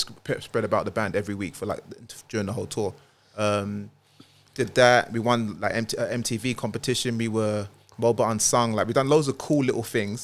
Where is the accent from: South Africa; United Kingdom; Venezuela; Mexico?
United Kingdom; London; also born or lived in Walthamstow / Milan; North London, I was born in East, born in Milan, but North London is home for me